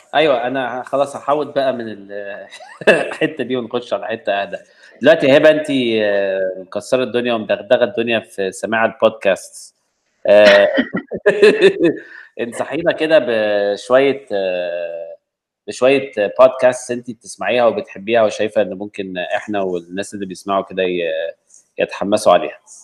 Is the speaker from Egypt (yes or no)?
yes; Egypt; كواحد مصري